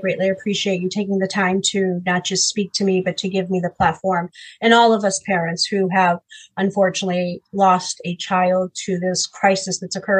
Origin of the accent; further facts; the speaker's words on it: Massachusetts, United States; also born or lived in Paris, France; So I'm from Massachusetts. I was not born in this country. I was actually born in Paris, France. So I have dual citizenship. Moved here to Massachusetts because a lot of my family is here.